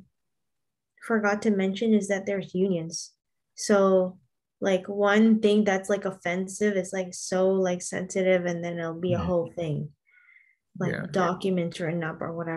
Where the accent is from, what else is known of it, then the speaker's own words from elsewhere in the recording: Canada; We are Canadian